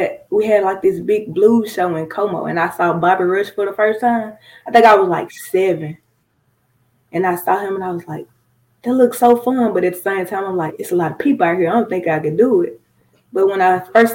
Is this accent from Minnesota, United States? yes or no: no; Coldwater, Mississippi, United States; I was born in Coldwater, but growing up, I went to school in North Panola